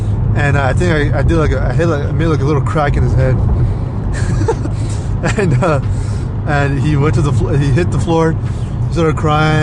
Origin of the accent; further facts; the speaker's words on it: Alhambra, California, United States; also born or lived in Los Angeles, California / Montebello, California; I grew up in Alhambra, actually. I was born in L.A., General Hospital.